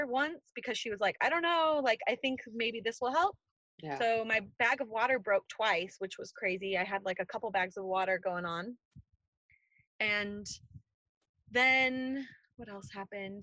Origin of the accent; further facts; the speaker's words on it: California, United States; now in North Carolina, United States; I'm originally from California